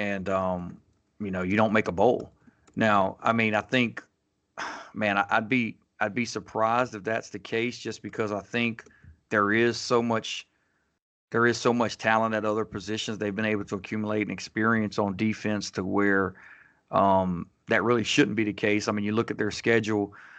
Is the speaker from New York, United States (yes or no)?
no; Fayetteville, North Carolina, United States; now in Raleigh, United States; me, I grew up right outside of Fayetteville, which is about an hour away. But I came to NC State for college, and I just stayed around, and so I stayed in Raleigh.